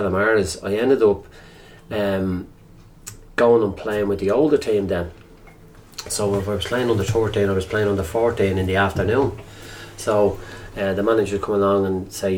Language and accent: English; Dublin, Leinster, Ireland; I'm from Crumlin.